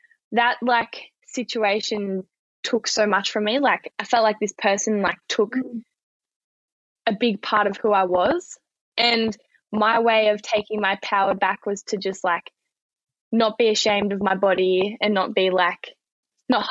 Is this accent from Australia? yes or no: yes; Wangaratta, Victoria, Australia; moved away as an adult; now in Melbourne, Australia; I'm from Wangaratta, which is like 3 hours from Melbourne.